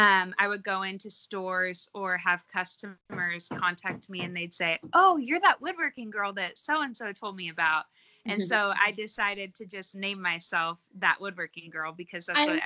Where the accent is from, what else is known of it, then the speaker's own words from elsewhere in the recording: Oregon, United States; also born or lived in Alaska; I grew up in Oregon my whole life, and I had a farm in state in Oregon for about 4 years.